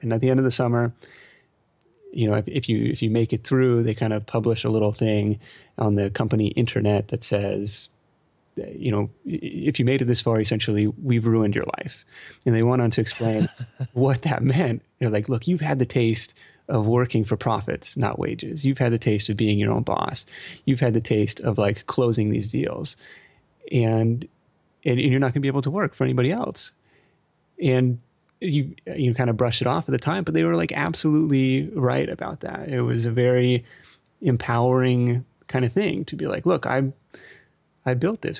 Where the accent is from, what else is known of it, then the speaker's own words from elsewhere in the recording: Seattle, Washington, United States; also born or lived in East Coast; now in California, United States; I grew up in Seattle